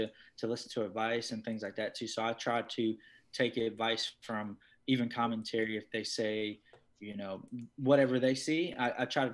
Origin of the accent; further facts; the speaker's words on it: Martinsville, Virginia, United States; now in Florida, United States; I'm originally from Martinsville, Virginia